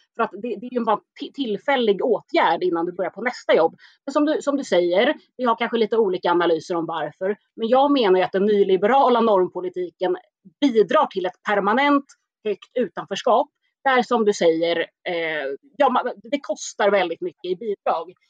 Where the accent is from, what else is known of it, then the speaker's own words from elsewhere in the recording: Stockholm, Stockholm County, Sweden; jag är ju själv från Spånga, Tensta, eh, så jag är uppväxt med ett väldigt invandrartätt område